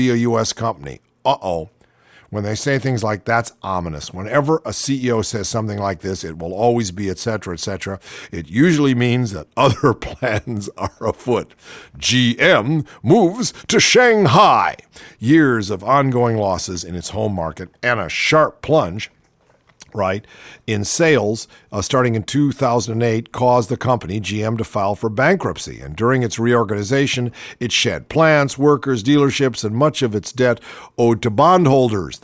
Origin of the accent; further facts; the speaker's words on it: Cleveland, Ohio, United States; I grew up in Cleveland, and it was a big car town